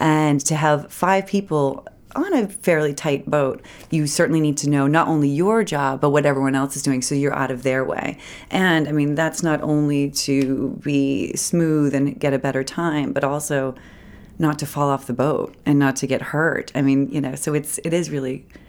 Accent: Lewiston, Maine, United States; also born or lived in Portland, Maine; I went to Lewiston High School. Well, back up, I was born in Portland. My father's in Portland. My mother remarried and moved to Lewiston. So I was kind of back and forth, but Lewiston

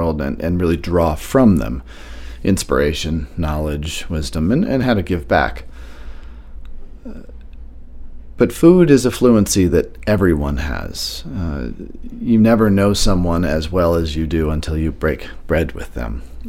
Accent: Washington, District of Columbia, United States; also born or lived in Marrakesh / Barcelona / Chicago / New York; now in Maine, United States; I grew up in the opposite of Maine, which was downtown Washington, D.C. during the height of the crack epidemic in Marion Barry's era

